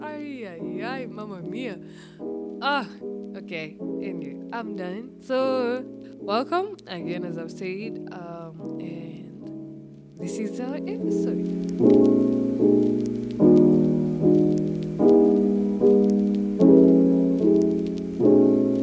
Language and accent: English; Ngong, Kajiado County, Kenya; I was raised up in Ngong my whole life